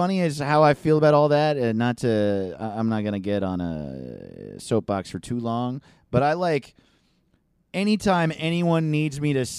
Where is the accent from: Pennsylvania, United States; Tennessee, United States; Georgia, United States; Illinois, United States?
Georgia, United States; Valdosta; I'm from Valdosta, Georgia. Sleep kissing capital of the world.